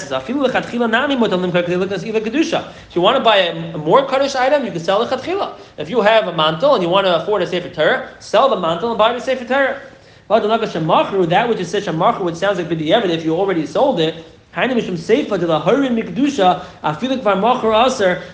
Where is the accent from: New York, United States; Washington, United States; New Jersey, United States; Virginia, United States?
New York, United States; New York City; I'm from Flatbush